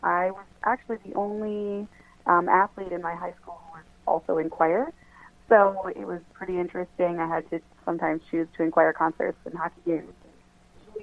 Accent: Minnesota, United States; I'm from Minnesota, so if you don't play hockey, people probably think you're a little strange

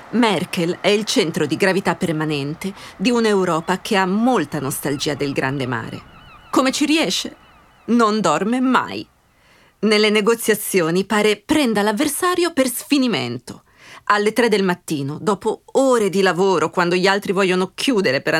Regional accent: Brenner, Trentino-Alto Adige, Italy; perché io vengo dal Brennero.

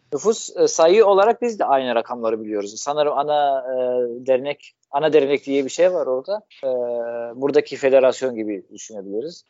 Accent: Damascus, Damascus Governorate, Syria; Turkish is a second language; moved away as an adult; also born or lived in Mersin, Turkey; now in Adana, Turkey; Şam'da doğdum. Orada büyüdüm. 18 ee, yaşıma kadar orada yaşıyordum.

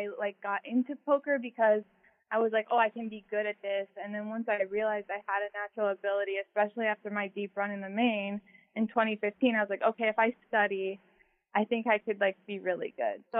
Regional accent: Phoenix, Arizona, United States; also born or lived in Wisconsin; originally I'm from Wisconsin, but I do reside in Phoenix, Arizona, and I've lived here most of my life, so I would say Phoenix

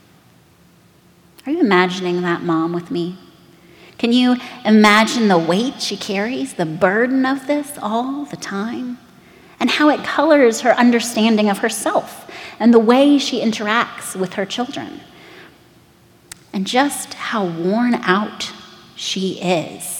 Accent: United States; to us as Americans

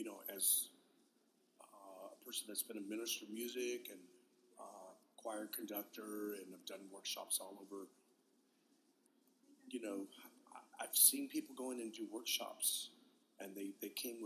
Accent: West Coast, United States; I grew up on the West Coast

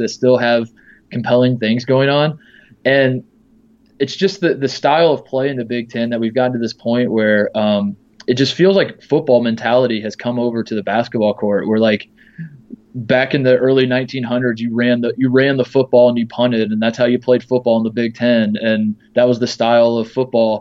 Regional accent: Indiana, United States; moved away; also born or lived in Ohio; I grew up in Indiana.

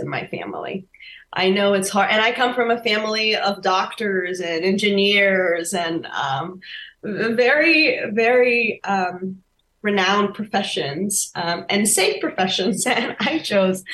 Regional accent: Rio de Janeiro, Brazil; now in Los Angeles, United States; I was born and raised in Rio de Janeiro.

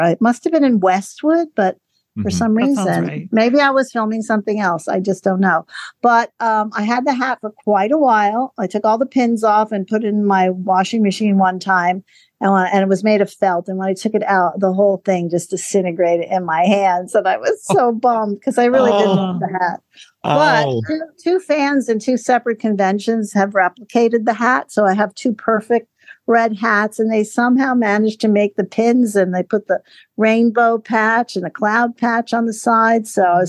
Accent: Frankfurt, Hesse, Germany; born there; No, my heritage would be Dutch. I was born in Frankfurt because of my parents, but my father was from Rotterdam, Holland.

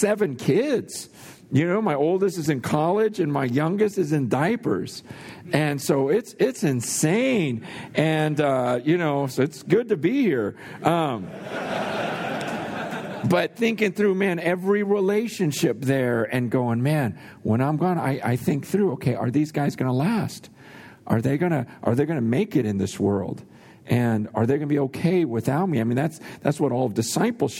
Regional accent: San Francisco, California, United States; also born or lived in Hong Kong; I was born in San Francisco, right in Chinatown, and my mom actually died giving birth to me right there in Chinatown

